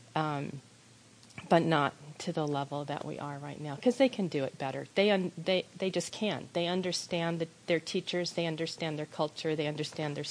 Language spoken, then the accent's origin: English; United States; as an American